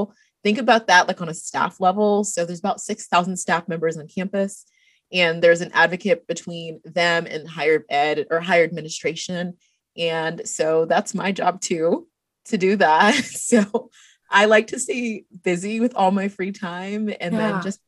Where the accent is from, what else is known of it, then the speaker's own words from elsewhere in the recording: Dallas, Texas, United States; moved away as an adult; also born or lived in Ghana (parents); now in Lubbock, United States; I'm originally from the Dallas area